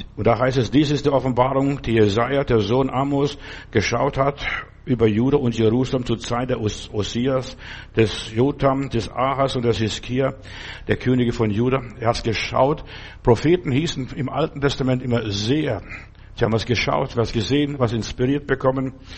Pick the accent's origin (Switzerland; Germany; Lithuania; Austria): Lithuania; moved away; in den Sommerferien habe ich bei uns zu Hause in Litauen Kühe draußen ge- behütet